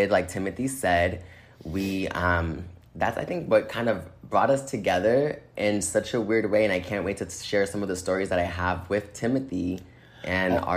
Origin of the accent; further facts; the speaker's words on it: Boston, Massachusetts, United States; i am from Boston. I lived in Boston.